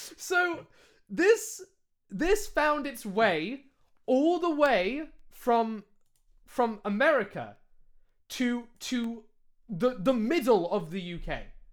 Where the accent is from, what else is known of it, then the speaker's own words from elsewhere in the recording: United Kingdom; accent: British; I am British. This accent is a British accent.